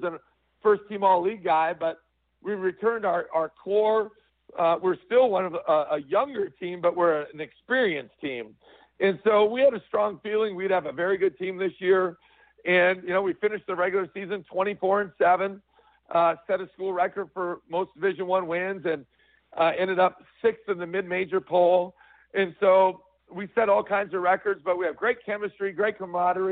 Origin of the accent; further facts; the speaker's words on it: Midwest, United States; now in South Dakota, United States; I'm originally from the Midwest